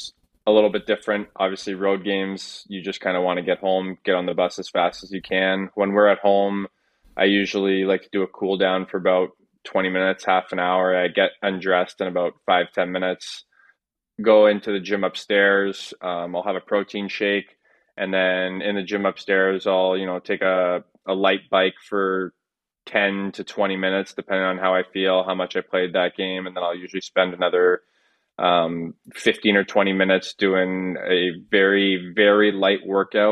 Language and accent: English; Hammond, Ontario, Canada; moved away as an adult; also born or lived in Toronto / Rockland / Cumberland; now in Denmark; I was born in Toronto and I moved to Hammond, which is a small town about 45 minutes east of Ottawa. Moved there when I was 2 years old